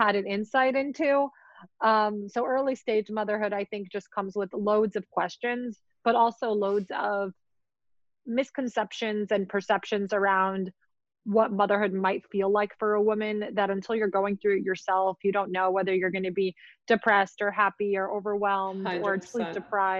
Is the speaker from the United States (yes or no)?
yes; New York City, New York, United States; also born or lived in Russia; we grew up in Queens, probably the melting pot of New York.